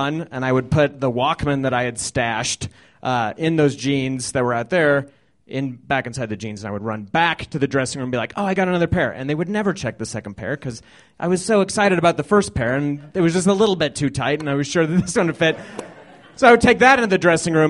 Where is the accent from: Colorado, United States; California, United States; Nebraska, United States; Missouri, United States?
Colorado, United States; Littleton; I grew up right on the border of Littleton and Highlands Ranch